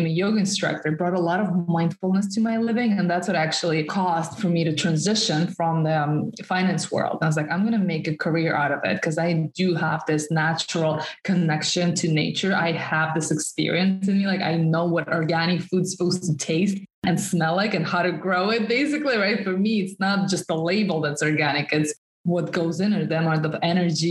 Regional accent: Russia; first language Russian; English is a second language; moved away as an adult; also born or lived in New York City; I'm originally from Russia. I was born and raised in the suburbs in a small town in Russia, and I moved to New York City when I just turned 19 years old.

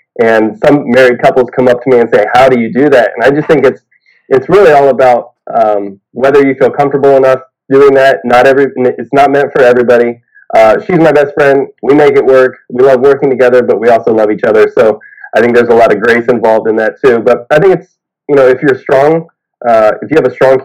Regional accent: Columbus, Ohio, United States; I am originally from Columbus, Ohio

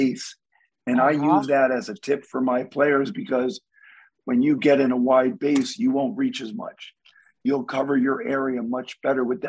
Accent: New England, United States; I grew up playing in New England tennis

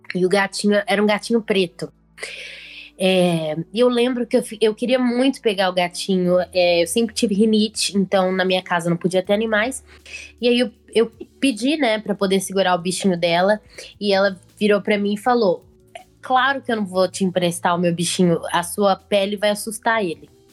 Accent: Belo Horizonte, Minas Gerais, Brazil; eu sou de Belo Horizonte, tenho 22 anos

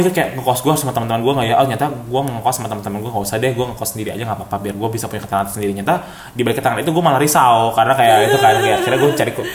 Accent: Jakarta, Indonesia; also born or lived in Bandung; kita sebagai warga CGK

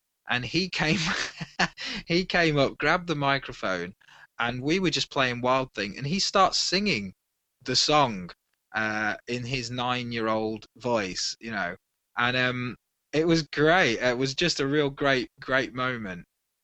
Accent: Midlands, United Kingdom; now in Wales, United Kingdom; I'm originally from the Midlands area of the UK

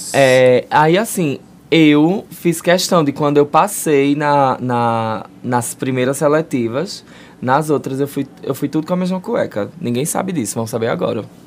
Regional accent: Brazil; a gente cresceu no Brasil

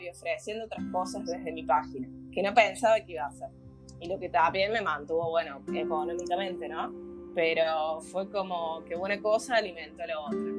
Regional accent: Argentina; moved away as an adult; now in Barcelona, Spain; soy argentina, pero actualmente vivo en Barcelona. Dejé todo allá en mi provincia y me vine aquí

